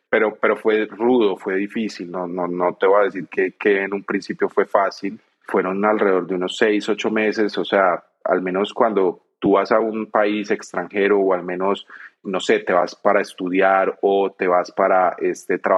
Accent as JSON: {"language": "Spanish", "town": "Medellín", "region": "Antioquia", "country": "Colombia", "moved": "as an adult", "said": "yo no quiero salir de Medellín, yo me quiero quedar en Colombia, en mi tierra, todo."}